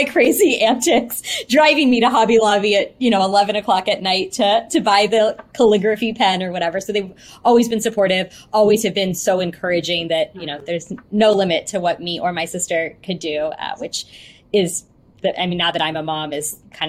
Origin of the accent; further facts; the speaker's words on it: Houston, Texas, United States; I'm from Houston. Born and raised here